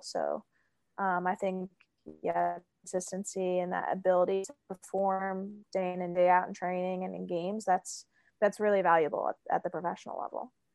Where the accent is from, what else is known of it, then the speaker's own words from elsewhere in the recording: Pennsylvania, United States; also born or lived in Australia; now in Pacific Northwest, United States; I saw a decent amount of snow growing up in Pennsylvania